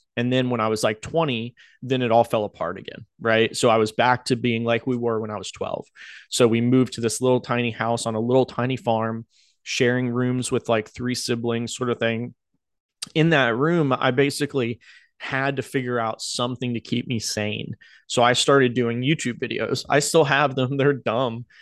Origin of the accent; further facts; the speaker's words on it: Outer Banks, North Carolina, United States; moved away; I grew up in North Carolina on the Outer Banks.